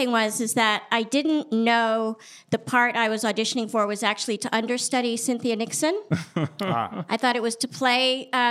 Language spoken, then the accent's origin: English; Paris, Île-de-France, France; born there; I was born in Paris because my father was a foreign correspondent.